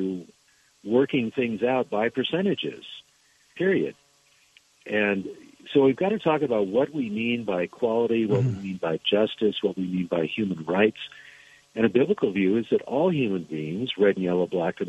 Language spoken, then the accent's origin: English; Alaska, United States; I was born in Alaska